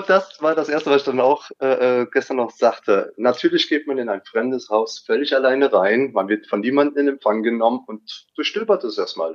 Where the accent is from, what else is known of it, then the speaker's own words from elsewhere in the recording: Siegen, North Rhine-Westphalia, Germany; Aus NRW, Siegen